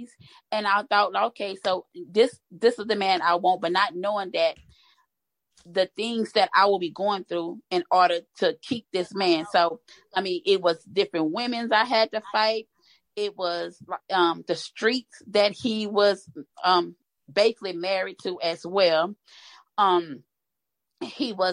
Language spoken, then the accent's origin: English; Louisiana, United States; moved away as an adult; now in Texas, United States; I am originally from Louisiana, but I reside in Texas.